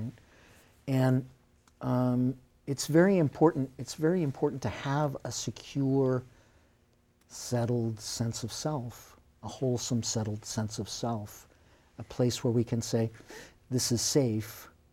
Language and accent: English; Beverly, Massachusetts, United States; moved away as an adult; now in Gloucester, United States; I grew up in Beverly